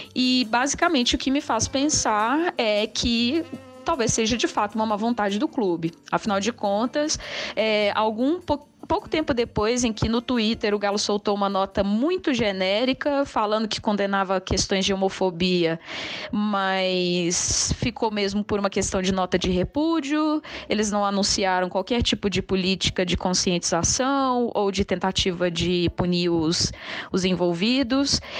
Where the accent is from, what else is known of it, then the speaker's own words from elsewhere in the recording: Belo Horizonte, Minas Gerais, Brazil; sou de Belo Horizonte